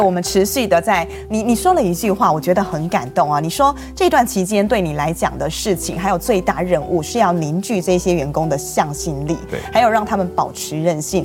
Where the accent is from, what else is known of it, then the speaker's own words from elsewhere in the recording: Taiwan; 但是我们台湾人其实办婚礼